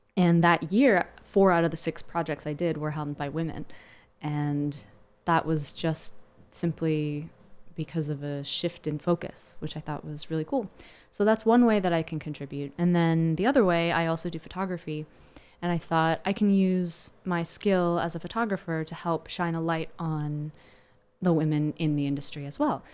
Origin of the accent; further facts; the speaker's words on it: Landisville, Pennsylvania, United States; I grew up in Lancaster County, which is best known for the Amish